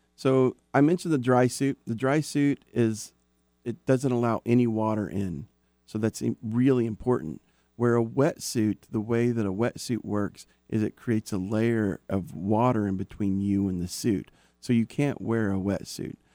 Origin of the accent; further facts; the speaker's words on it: Oklahoma, United States; moved away; also born or lived in Dallas area, Texas; I'm from Oklahoma. So I dealt with tornadoes and I dealt with flash floods on a regular basis